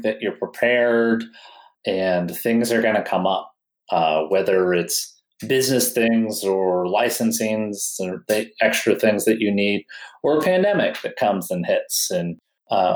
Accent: New Hampshire, United States; moved away as an adult; also born or lived in Colorado; I'm from New Hampshire. And I knew I was going to move back to New Hampshire like a year or two later.

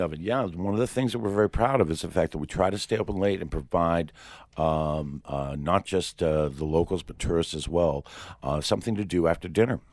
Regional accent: Portsmouth, New Hampshire, United States; when I was young, growing up in Portsmouth, New Hampshire

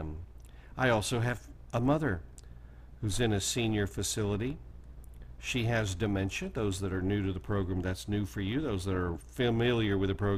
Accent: Oklahoma, United States; Oklahoma, where I was born and raised

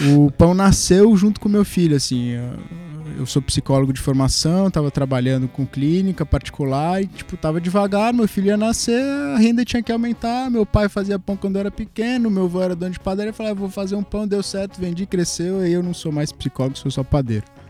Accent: Piauí, Brazil; eu sou piauiense. Eu sou do Piauí, no Piauí todo mundo tem rede

